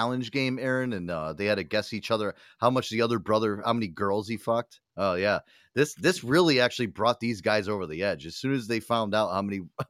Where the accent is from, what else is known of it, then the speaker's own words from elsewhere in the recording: United States; we're from the Tri-Coast. We're, you know, New York, New Jersey, and Connecticut.